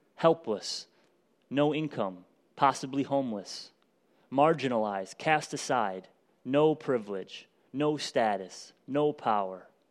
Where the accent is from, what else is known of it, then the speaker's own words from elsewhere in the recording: United States; American Christians who live in extreme